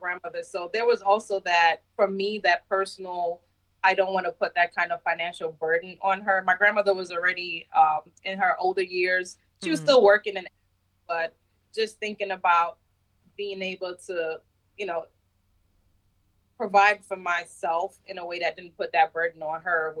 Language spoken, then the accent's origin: English; New York City, New York, United States; moved away as an adult; also born or lived in Jamaica / Queens, New York; now in Germany; I moved to New York when I was 10 years old. So I grew up in Brooklyn, New York, but I was born in Jamaica.